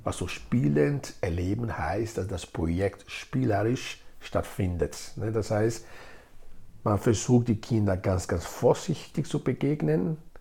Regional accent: Nigeria; first language Edo; German is a second language; now in Graz, Austria; Geboren bin ich in Nigeria, ich lebe in Graz seit fast 30 Jahren

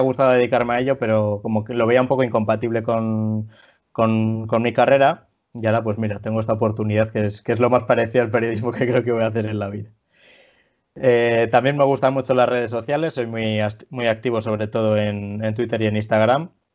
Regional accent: Villerías de Campos, Castile and León, Spain; also born or lived in Palencia; mi pueblo es Villerías de Campos, aquí en Palencia

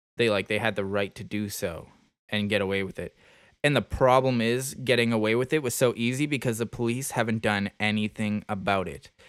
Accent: Nova Scotia, Canada; right in my hometown, right in our hometown in Nova Scotia. East Coast of Canada.

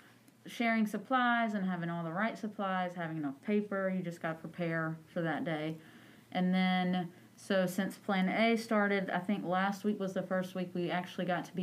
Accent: New Bern, North Carolina, United States; I'm actually born and raised in Craven County. Grew up in New Bern, so I'm a native.

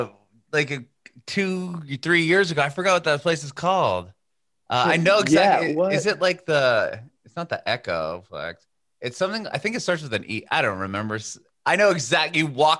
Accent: San Diego, California, United States; I grew up in Southern California. I grew up in San Diego.

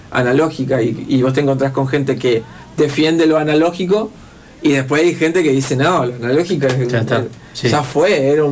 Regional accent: Neuquén, Argentina; en el que soy un chabón de Neuquén, de la loma del Montoto, y que no soy hijo de gente, digamos, que, a mí me pueda habilitar

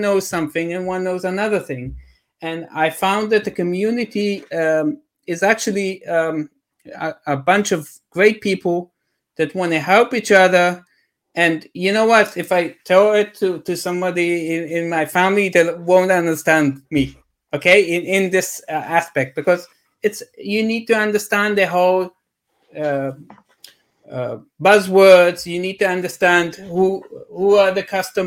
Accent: Israel; I'm from Israel

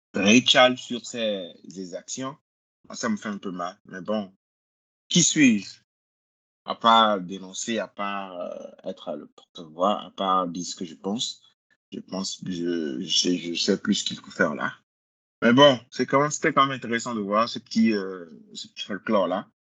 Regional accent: Benin; je suis bénin, j'ai vécu tout ma vie au Bénin, je suis né au Bénin

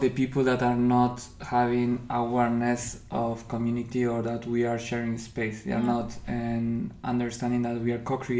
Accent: Argentina; first language Spanish; English is a second language; moved away as an adult; also born or lived in Paraguay; now in Berlin, Germany; I'm coming from Argentina. I'm living in Berlin since 7 years.

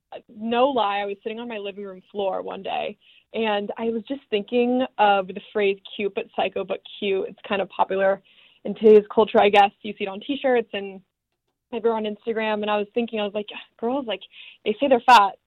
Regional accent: San Diego, California, United States; moved away as an adult; also born or lived in Arizona; now in Los Angeles, United States; I am originally from San Diego, California

